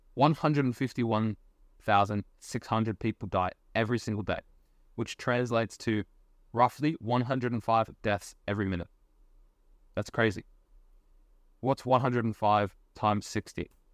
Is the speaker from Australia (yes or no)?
yes; Australia; I'm Australian